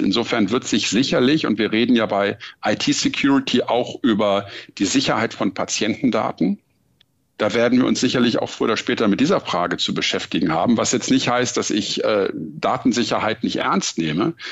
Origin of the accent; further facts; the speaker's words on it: Hamburg, Germany; also born or lived in Frankfurt am Main; Hamburg ist auch meine Heimatstadt. Ich würde mich, obwohl ich in Frankfurt am Main das Licht der Welt erblickt habe, auch immer als Hamburger Jung bezeichnen